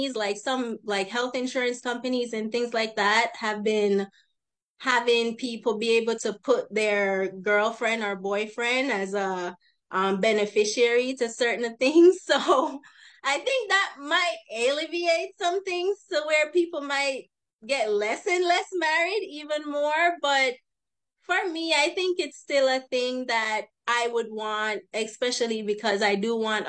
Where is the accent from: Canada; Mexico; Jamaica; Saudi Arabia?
Jamaica; now in Los Angeles, United States; I'm from Jamaica originally, but I currently live in the Los Angeles area.